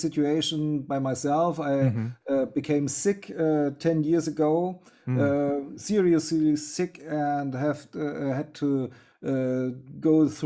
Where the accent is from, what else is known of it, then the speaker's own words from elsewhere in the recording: Germany; I'm a musician from Germany